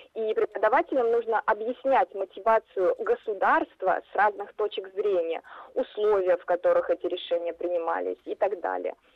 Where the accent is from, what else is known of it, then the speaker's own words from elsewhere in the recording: Ulyanovsk Oblast, Russia; я родом из Ульяновской области